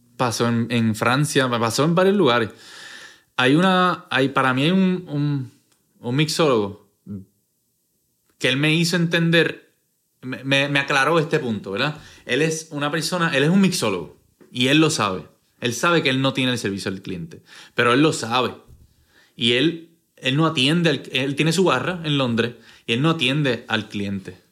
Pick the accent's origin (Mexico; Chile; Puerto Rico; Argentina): Puerto Rico